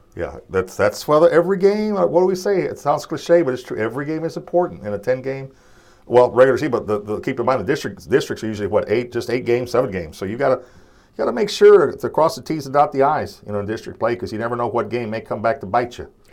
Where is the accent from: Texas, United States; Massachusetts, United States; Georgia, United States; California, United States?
Texas, United States; Corpus Christi; where I come from, Corpus Christi